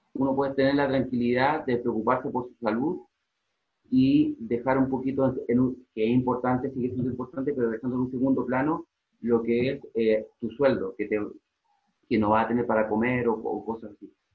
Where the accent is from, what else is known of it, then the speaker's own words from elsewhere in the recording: Chile; moved away as an adult; now in Madrid, Spain; yo vengo de Chile